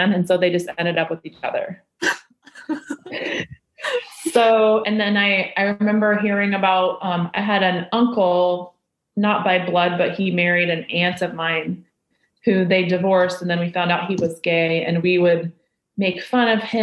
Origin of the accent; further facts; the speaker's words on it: Indiana, United States; growing up in Indiana